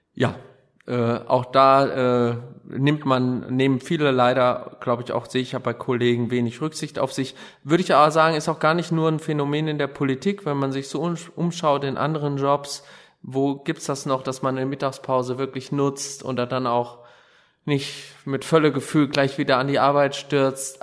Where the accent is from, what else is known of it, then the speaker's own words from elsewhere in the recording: Gelnhausen, Hesse, Germany; ich habe den lieben Gott und meine Heimatstadt immer bei mir, egal wo ich bin